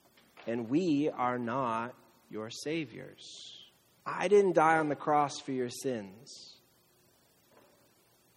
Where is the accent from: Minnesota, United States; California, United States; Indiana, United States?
California, United States; Camarillo; I'm from Camarillo, the outlets